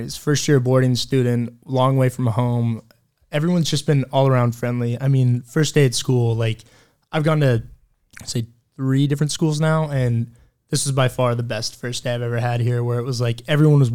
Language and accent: English; Vashon, Washington, United States; moved away; I'm from Vashon Island, Washington, way up in the corner of the United States